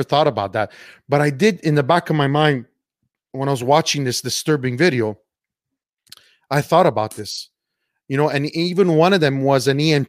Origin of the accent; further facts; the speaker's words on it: Canada; you both and I are Canadian. We're not American